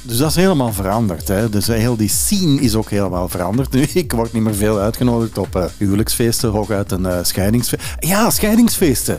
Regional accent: Antwerp, Flanders, Belgium; bij ons in Antwerpen

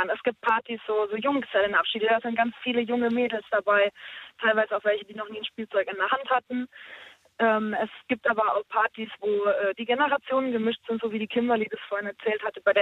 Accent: Ulm, Baden-Württemberg, Germany

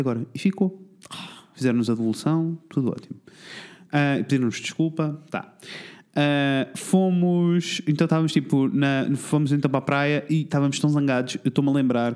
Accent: Portugal; nós somos portugueses

